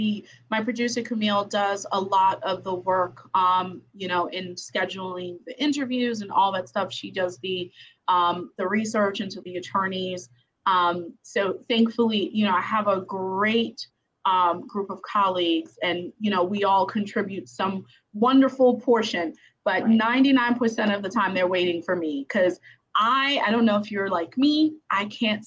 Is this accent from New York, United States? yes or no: yes; New York City, New York, United States; now in Maryland, United States; I'm from Brooklyn, New York, which is super city, but I'm not a city girl.